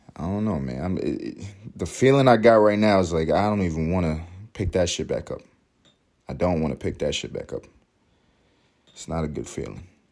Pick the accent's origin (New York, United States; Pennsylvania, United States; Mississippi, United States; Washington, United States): New York, United States; New York City; my favorite city, my hometown, New York City